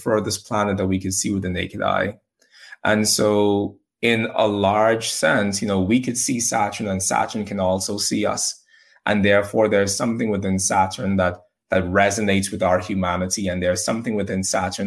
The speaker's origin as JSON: {"language": "English", "country": "Bahamas", "said": "I'm from the Bahamas, and in the Bahamas, we have hurricanes"}